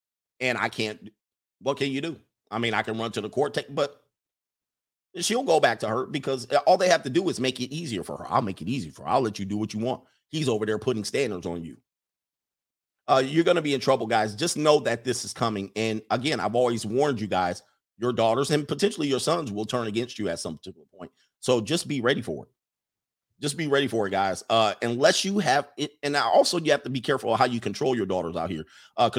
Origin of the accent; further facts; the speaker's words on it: Midwest, United States; I grew up in the Midwest in one of the most ghettoest towns there is, all right?